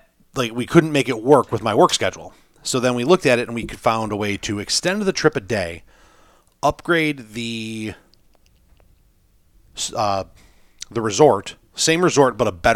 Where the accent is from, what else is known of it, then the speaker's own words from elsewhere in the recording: Western New York, United States; we're from the Western New York area